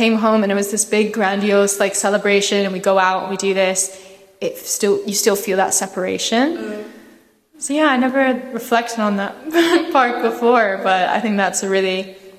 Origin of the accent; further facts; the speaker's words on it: Scotland, United Kingdom; also born or lived in Kuwait / Thailand; I was born in Kuwait and I lived there for like a couple years. And then we moved to Scotland, where I was for a few more years. And then we moved to Thailand for a couple years, came back to Scotland